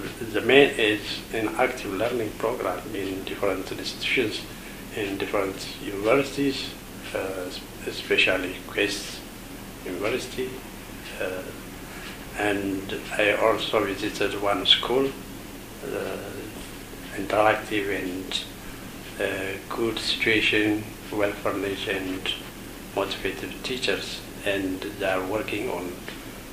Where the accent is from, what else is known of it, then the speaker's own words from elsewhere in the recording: Ethiopia; I came from Ethiopia